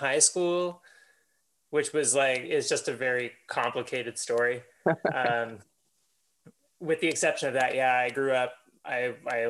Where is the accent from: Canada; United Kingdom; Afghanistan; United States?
Canada; Miramichi, New Brunswick; I was born in Miramichi, New Brunswick in 1986.